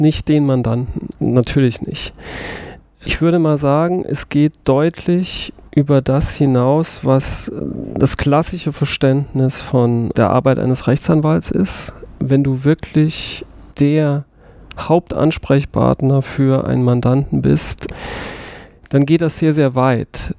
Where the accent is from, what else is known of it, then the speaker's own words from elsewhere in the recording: Saarbrücken, Saarland, Germany; ich bin im Saarland geboren, in Saarbrücken. Ich bin auch wirklich, wie einige wissen, stolz darauf